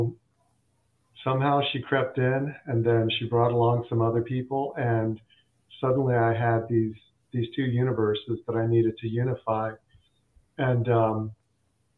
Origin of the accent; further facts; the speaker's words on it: United States; also born or lived in India / Andhra Pradesh; I was born in India, but grew up in America